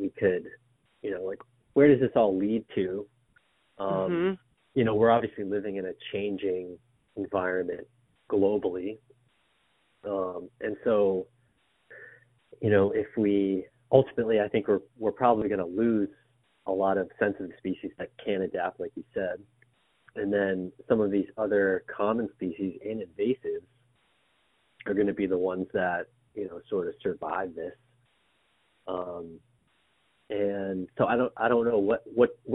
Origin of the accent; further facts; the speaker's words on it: Lowell, Massachusetts, United States; I'm originally from Lowell, so Walden Pond.